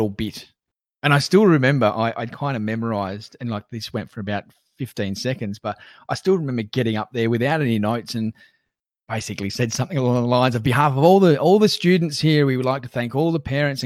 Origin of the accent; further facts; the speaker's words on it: Newcastle, New South Wales, Australia; I grew up in Jules, which is a suburb just north of Belmont in East Lake Macquarie